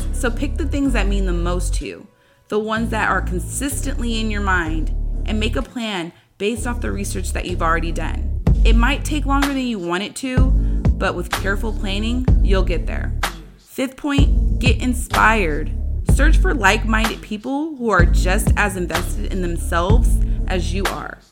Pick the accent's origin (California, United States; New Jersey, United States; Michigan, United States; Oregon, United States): California, United States; San Diego; moved away as an adult; now in San Jose, United States; I moved from San Diego, my hometown, to my current home, San Jose